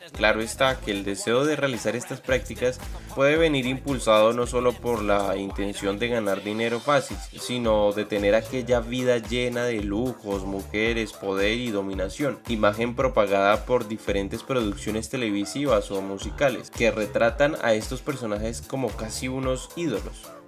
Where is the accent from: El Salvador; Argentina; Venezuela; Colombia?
Colombia; pasan por encima de nosotros como colombianos